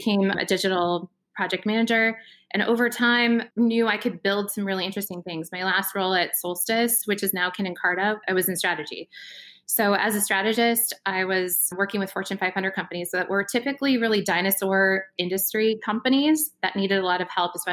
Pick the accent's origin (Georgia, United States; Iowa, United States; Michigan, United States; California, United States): Iowa, United States; I'm from Iowa originally.